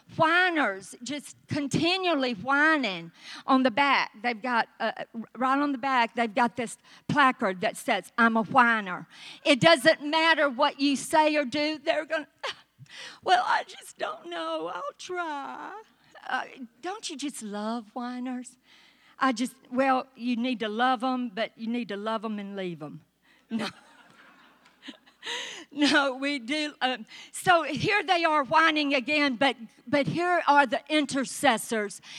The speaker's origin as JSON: {"language": "English", "region": "the South", "country": "United States", "accent": "southern", "said": "my southern accent"}